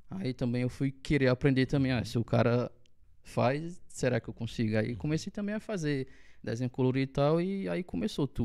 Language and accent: Portuguese; Monteiro, Paraíba, Brazil; E eu sou natural de Monteiro, como eu falei. É, passei a minha infância toda aqui, sempre estudei em escola pública. E só depois de, da minha maioridade que eu fui passar um tempo em São Paulo.